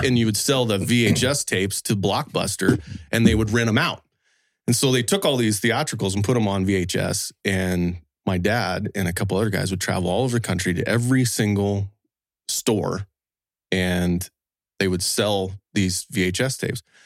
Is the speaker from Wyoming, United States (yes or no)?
yes; Wyoming, United States; I was actually born and raised in, uh, Wyoming